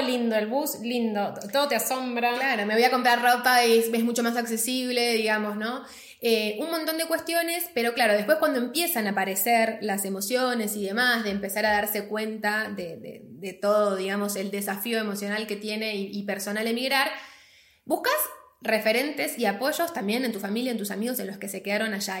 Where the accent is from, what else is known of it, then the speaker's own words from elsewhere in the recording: Argentina; moved away; nosotros somos argentinas